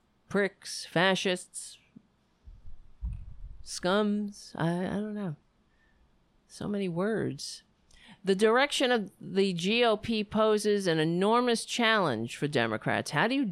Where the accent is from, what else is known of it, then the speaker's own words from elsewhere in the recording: Ireland; I look red. That's just because I'm Irish.